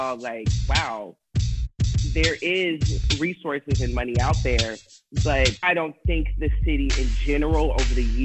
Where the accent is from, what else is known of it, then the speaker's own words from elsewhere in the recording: Oakland, California, United States; Born and raised in Oakland, Deep East Oakland. Still reside in Deep East Oakland